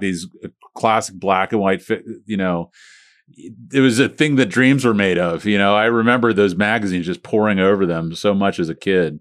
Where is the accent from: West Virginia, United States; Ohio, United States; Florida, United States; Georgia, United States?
Florida, United States; St. Petersburg; I grew up in Woodlawn area, so Sixteenth Street, Ninth